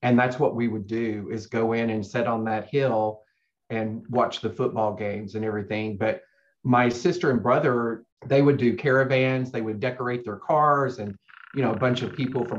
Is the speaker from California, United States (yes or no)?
no; Arkansas, United States; now in Texas, United States; When I first moved to Texas and would say I was from Arkansas, the most common response was, oh, I'm sorry.